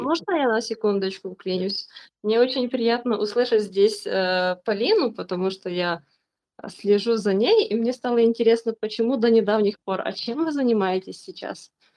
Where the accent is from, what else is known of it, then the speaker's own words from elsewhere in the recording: Ukraine; я из Украины